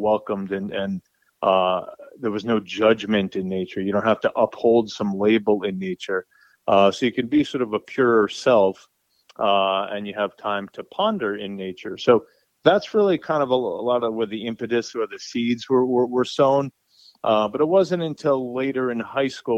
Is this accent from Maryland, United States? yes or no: no; New Rochelle, New York, United States; I was raised in New Rochelle, New York, which is a suburb right outside of New York City